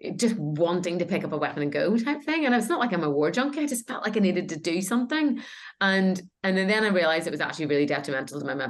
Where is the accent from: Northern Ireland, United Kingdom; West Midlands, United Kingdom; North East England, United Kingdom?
Northern Ireland, United Kingdom; my growing up in Northern Ireland